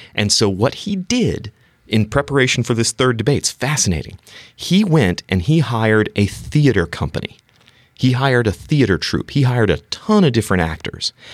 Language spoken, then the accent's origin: English; the Carolinas, United States; moved away; born and raised in the Carolinas